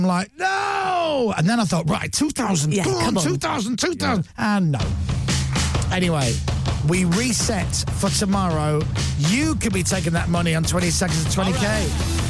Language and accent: English; Durham, North East England, United Kingdom; And I'm from Durham, Chris.